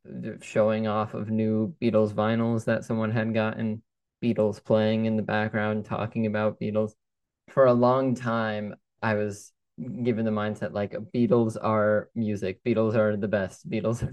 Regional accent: Los Angeles, California, United States; So I grew up in Los Angeles, still probably my favorite city in the world. I love it there. I go back whenever I can, and I'll actually be heading out back to California for college.

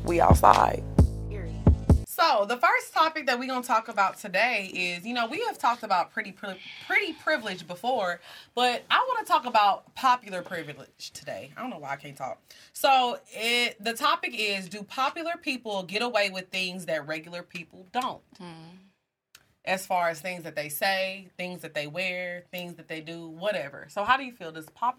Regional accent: Dallas, Texas, United States; Hey, I'm from Dallas. And I eat Rudy's, period.

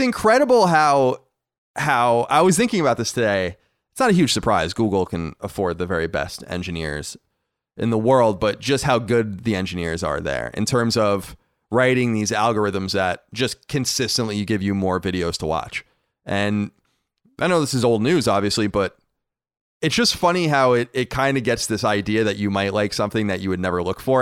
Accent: Long Island, New York, United States; We are from Long Island.

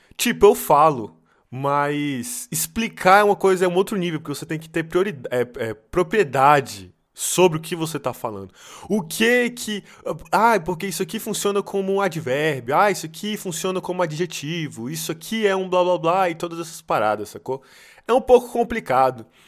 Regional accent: Brazil; now in Serbia; por ser brasileiro

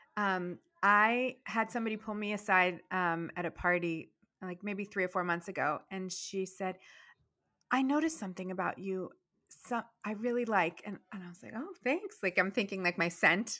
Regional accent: Virginia, United States; moved away as an adult; also born or lived in Boston; now in Massachusetts, United States; when I first started school in Virginia

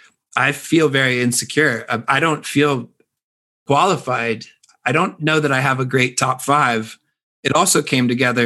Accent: Florida, United States; moved away as an adult; also born or lived in Nashville; I lived in Nashville for most of last year. And I, as you know, I grew up in Florida and I've been a surfer my whole life.

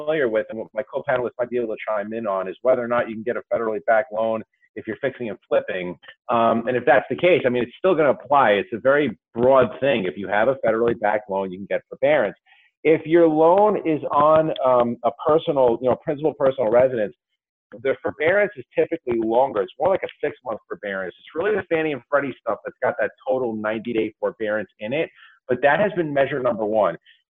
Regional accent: New York, United States; my home state of New York

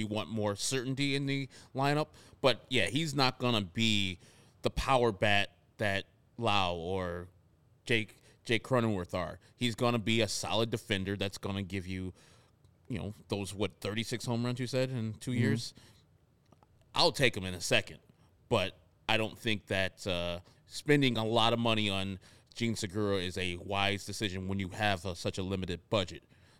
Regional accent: Chicago, Illinois, United States; accent: Southside; This is my Southside accent.

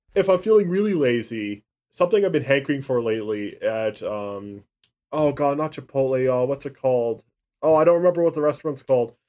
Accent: Canada; I'm Canadian

